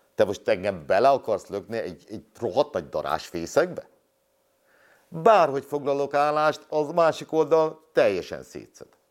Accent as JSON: {"language": "Hungarian", "country": "Hungary", "tie": "born or raised there", "said": "én itt nőttem fel"}